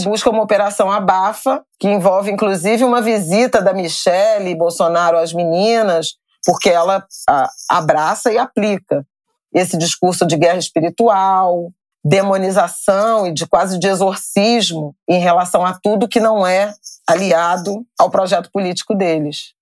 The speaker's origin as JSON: {"language": "Portuguese", "region": "Rio de Janeiro", "country": "Brazil", "said": "Eu sou do Rio de Janeiro"}